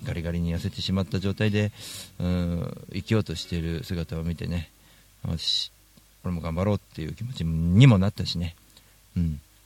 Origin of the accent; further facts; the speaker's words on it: Tokyo, Japan; 池上本門寺とかが近い場所が僕らの地元